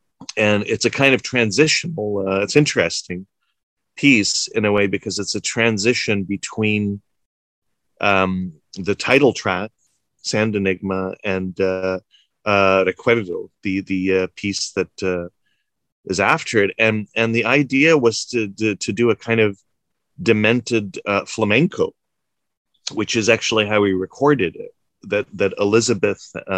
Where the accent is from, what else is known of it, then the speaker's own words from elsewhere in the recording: Prince Edward Island, Canada; moved away as an adult; also born or lived in Tripoli, Libya / Alexandria, Egypt / Cairo, Egypt; now in Montreal, Canada; I'm Egyptian-Canadian. I was born in Libya, Tripoli, but I grew up the first 5 years of my life in Egypt and Alexandria, and then my family moved to Canada, to Prince Edward Island, very small island, and I now live in Montreal.